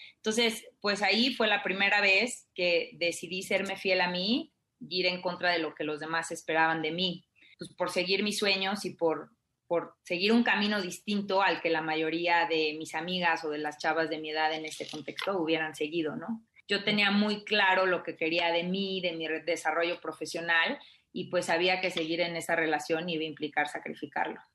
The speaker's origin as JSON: {"language": "Spanish", "country": "Mexico", "tie": "born or raised there", "moved": "yes", "said": "yo crecí en provincia"}